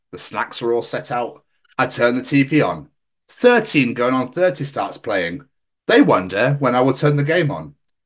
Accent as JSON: {"language": "English", "region": "Scotland", "country": "United Kingdom", "said": "the beautiful country of Scotland, my home country"}